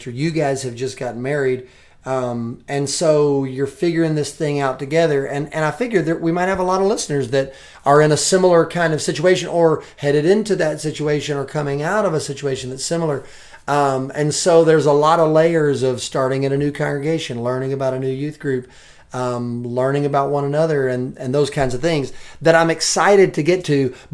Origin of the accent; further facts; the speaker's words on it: Portland, Oregon, United States; moved away; I was born in Portland